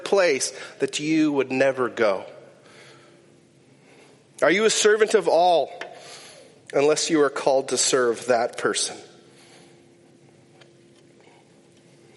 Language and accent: English; Climax, Minnesota, United States; I grew up in Climax, Minnesota.